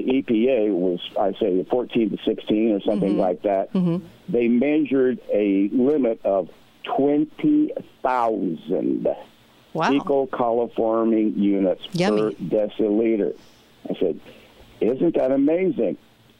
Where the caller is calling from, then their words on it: Hawaii, United States; I'm calling from Hawaii.